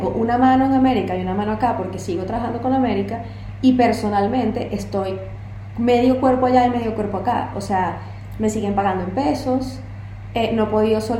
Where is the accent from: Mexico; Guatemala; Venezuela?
Venezuela; pero yo como venezolana hablo dando golpes